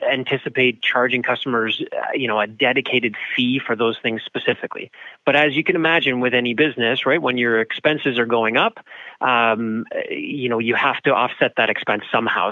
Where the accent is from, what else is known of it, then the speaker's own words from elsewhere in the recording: Canada; being Canadian